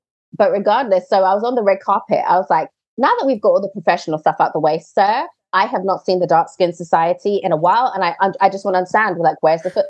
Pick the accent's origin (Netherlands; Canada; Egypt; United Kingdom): United Kingdom; I'm British. Mm. I'm Black British